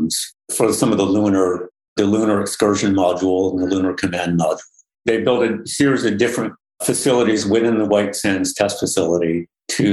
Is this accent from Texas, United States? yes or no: no; Newark, New York, United States; my hometown where I grew up, a little small town in central Western New York